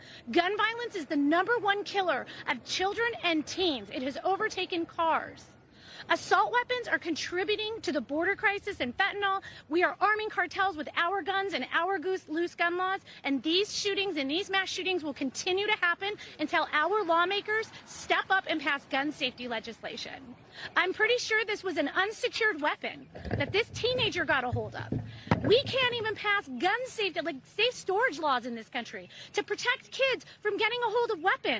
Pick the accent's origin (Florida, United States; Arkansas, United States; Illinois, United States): Illinois, United States; Highland Park; I'm from Highland Park.